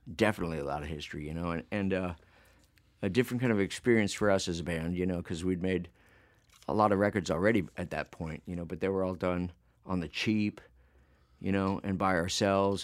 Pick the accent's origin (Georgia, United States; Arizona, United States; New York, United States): Arizona, United States; Phoenix; we wound up in Phoenix